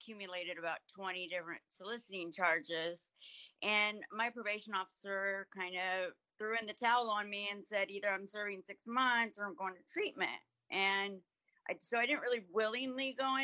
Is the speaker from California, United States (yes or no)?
no; Yellow Springs, Ohio, United States; I grew up in Yellow Springs, Ohio